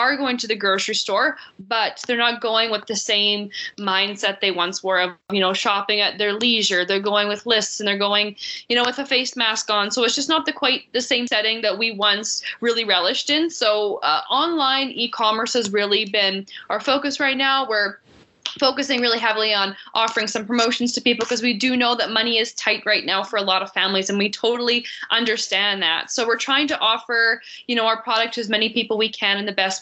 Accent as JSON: {"language": "English", "town": "Swan River", "region": "Manitoba", "country": "Canada", "tie": "born or raised there", "also_born_or_lived": "Winnipeg", "said": "I'm born and raised in Manitoba. And I'm from Swan River originally, but I was working in Winnipeg."}